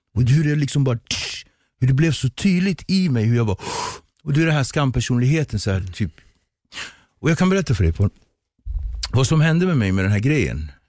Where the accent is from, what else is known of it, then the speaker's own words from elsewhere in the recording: Nacka, Stockholm County, Sweden; also born or lived in Cape Verde; jag är uppväxt i Ektorp